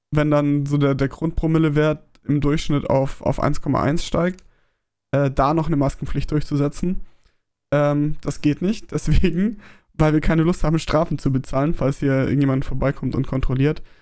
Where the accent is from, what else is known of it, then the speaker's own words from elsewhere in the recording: Baden-Württemberg, Germany; Gruß an, an mein Heimatbundesland Baden-Württemberg.